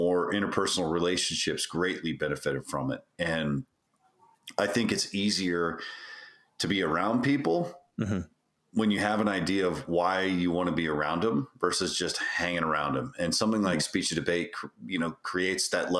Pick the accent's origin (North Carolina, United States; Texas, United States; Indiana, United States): Texas, United States; just outside of Houston; we grew up just outside of Houston. And so one of the things that's kind of tough to get rid of is an accent